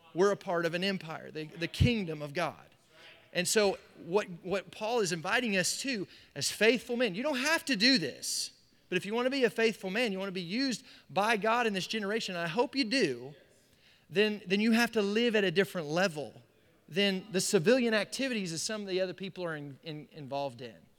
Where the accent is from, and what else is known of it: United States